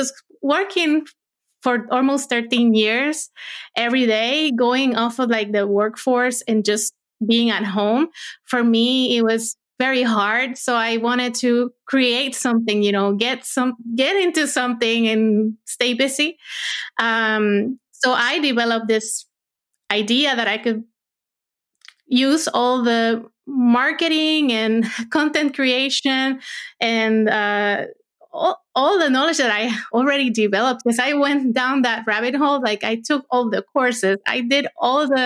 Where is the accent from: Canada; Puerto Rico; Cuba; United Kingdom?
Puerto Rico; moved away as an adult; now in United States; I was born and raised in Puerto Rico, and I went to school for engineering, and lived there my first 25 years